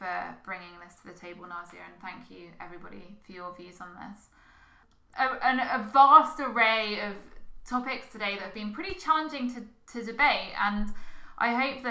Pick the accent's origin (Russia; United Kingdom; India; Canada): United Kingdom; just miles from where my hometown is on the south coast